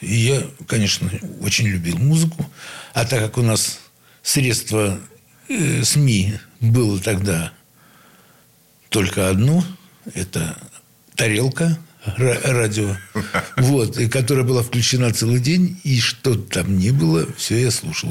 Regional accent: Saint Petersburg, Russia; Я родился в Санкт-Петербурге, ну, в Ленинграде

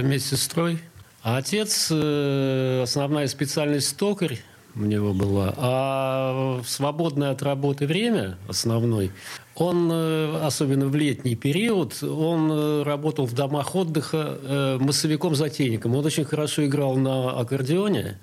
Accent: Saint Petersburg, Russia; also born or lived in Sestroretsk; А потом моим родителям дали квартиру в Ленинграде, и мы успешно, я надеюсь, переехали.

